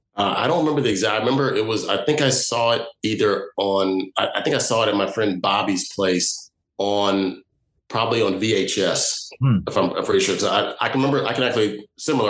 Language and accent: English; Chicago, Illinois, United States; also born or lived in Evanston, Illinois; I moved from Chicago to Evanston, which is the first suburb north.